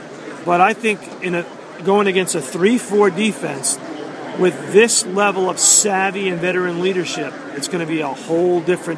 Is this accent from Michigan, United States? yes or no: no; New York, United States; I grew up in New York, and it was a very, very emotional day for a lot of us New Yorkers.